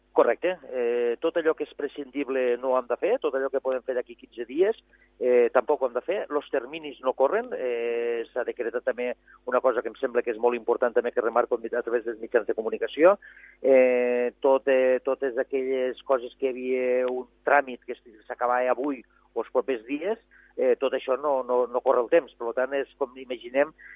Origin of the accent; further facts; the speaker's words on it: Arnes, Catalonia, Spain; jo he baixat avui des del meu poble, he baixat des d'Arnes